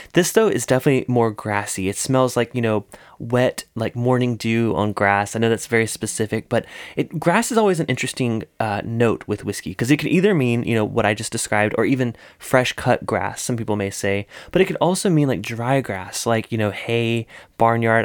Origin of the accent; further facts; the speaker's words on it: South Carolina, United States; That's my, that's my home state